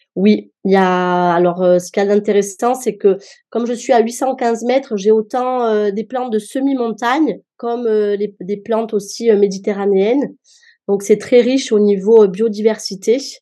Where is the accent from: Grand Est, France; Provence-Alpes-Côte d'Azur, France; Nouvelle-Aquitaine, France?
Provence-Alpes-Côte d'Azur, France; Marseille; moved away as an adult; now in Mons, France; Je suis d'origine marseillaise